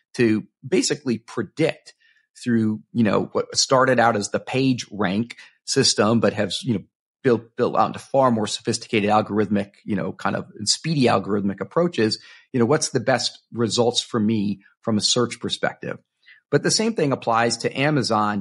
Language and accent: English; Miami, Florida, United States; now in Seattle, United States; I grew up in Miami, Florida